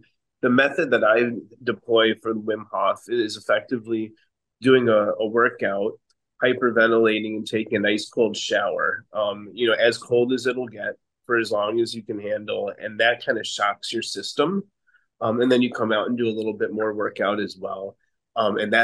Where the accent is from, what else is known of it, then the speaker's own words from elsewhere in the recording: Chicago, Illinois, United States; moved away as an adult; now in Rio de Janeiro, Brazil; I'm from Chicago, and I still have a residence there, but I've been kind of migrating to Rio for the last year and a half or 2 years now